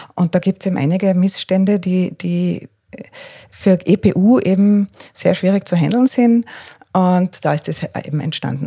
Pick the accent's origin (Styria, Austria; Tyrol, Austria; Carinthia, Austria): Tyrol, Austria; moved away as an adult; also born or lived in Northern Ireland; now in Breitenbrunn, Austria; komme eigentlich aus Tirol, habe eine Weile in Nordirland gelebt